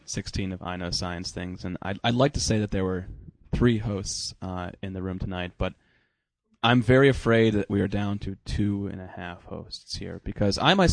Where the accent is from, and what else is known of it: Cleveland, Ohio, United States; born or raised there